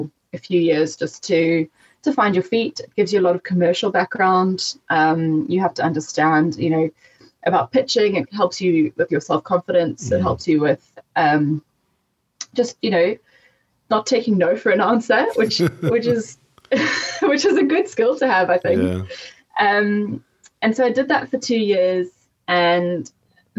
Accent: Durban, KwaZulu-Natal, South Africa; moved away as an adult; also born or lived in Johannesburg; I was born in Joburg, and then moved to Durban when I was 3. And we lived in Westville

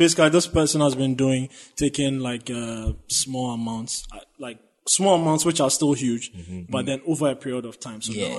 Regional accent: Ghana; You know, as a Ghanaian, it felt like I could relate to a lot of things in that sense.

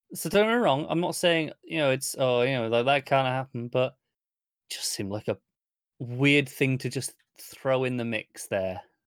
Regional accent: United Kingdom; Derbyshire is, is quite near where I grew up. So to me, this, I'm very used to this accent.

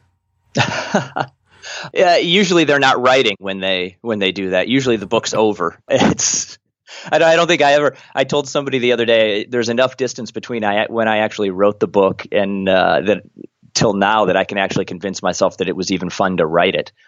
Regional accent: Michigan, United States; I grew up in Michigan

